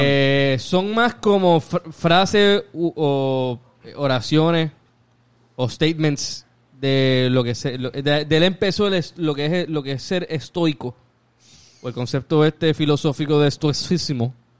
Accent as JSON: {"language": "Spanish", "country": "Puerto Rico", "tie": "born or raised there", "said": "Tony y yo somos prácticamente del área de Monte Carlo. Eh, nos criamos en Monte Carlo"}